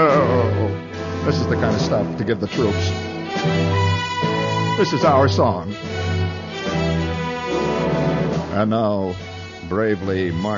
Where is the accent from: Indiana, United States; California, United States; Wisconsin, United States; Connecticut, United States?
Indiana, United States; moved away; As you can tell, I'm from Indiana.